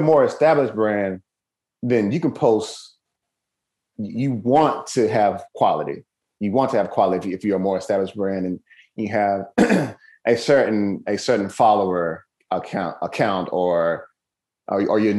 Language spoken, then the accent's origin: English; Mississippi, United States; I'm from Mississippi, mm-hmm. born and raised, very, very humble beginnings.